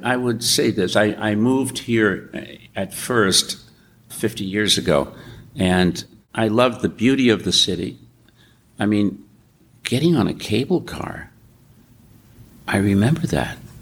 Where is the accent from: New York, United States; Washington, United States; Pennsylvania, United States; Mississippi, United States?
New York, United States; now in San Francisco, United States; I grew up in New York.